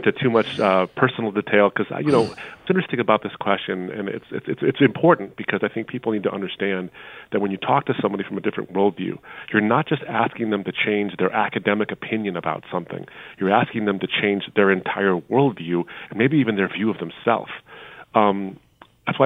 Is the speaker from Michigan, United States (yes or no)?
yes; Troy, Michigan, United States; also born or lived in Detroit, Michigan; in the suburb I grew up in at that point, now it's really diverse, but then it's called Troy, Michigan